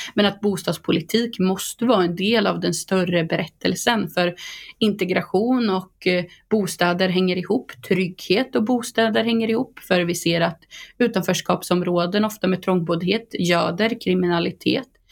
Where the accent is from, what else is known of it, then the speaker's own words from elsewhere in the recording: Boxholm, Östergötland, Sweden; bo inne på Storgatan i Boxholm där jag kommer ifrån